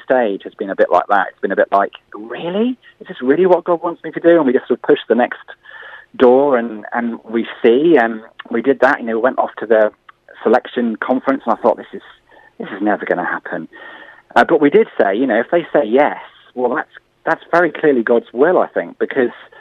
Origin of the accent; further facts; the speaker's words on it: Bournemouth, South West England, United Kingdom; moved away as an adult; I moved back to Bournemouth, actually, in 2009. And back to my hometown